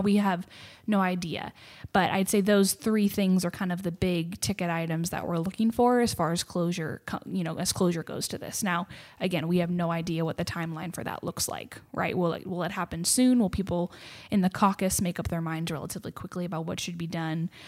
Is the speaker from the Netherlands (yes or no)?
no; Seattle, Washington, United States; moved away as an adult; now in Texas, United States; I grew up in Seattle, Washington, of all places